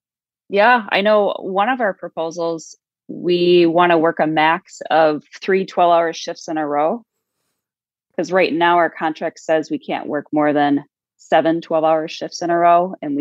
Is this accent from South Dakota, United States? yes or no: yes; South Dakota, United States; and I'm from South Dakota, so this kind of all, like, really hits home for me